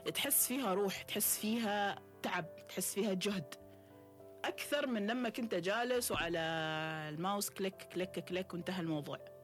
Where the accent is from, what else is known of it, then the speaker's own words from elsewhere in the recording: Oman; احنا في عمان